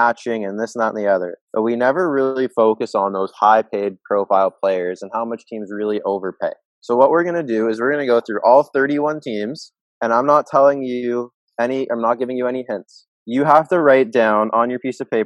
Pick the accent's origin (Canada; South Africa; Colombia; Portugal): Canada; I'm from Canada